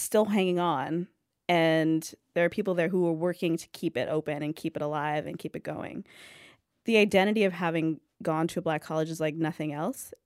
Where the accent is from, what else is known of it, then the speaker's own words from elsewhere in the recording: California, United States; I grew up in California